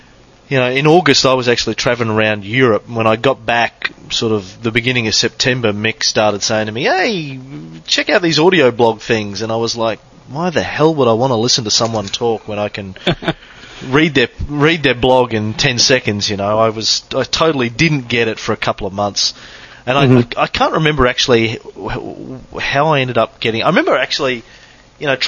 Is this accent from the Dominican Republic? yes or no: no; Australia; Being an Aussie who missed out on MTV